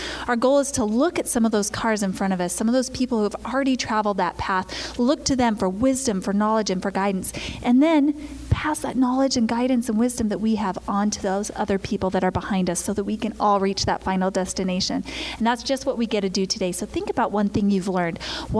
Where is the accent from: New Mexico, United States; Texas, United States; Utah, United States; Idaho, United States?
Idaho, United States; Now, remember, I'm a girl from Idaho, so this is before I was, like, out in the world.